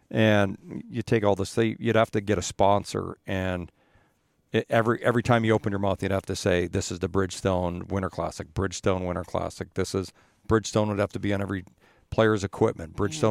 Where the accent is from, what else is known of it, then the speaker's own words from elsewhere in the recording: Edmonton, Alberta, Canada; moved away; I grew up in Edmonton